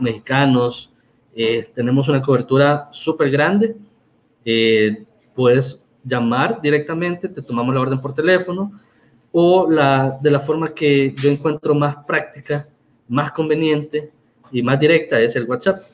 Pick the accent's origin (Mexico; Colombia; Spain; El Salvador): El Salvador; somos salvadoreños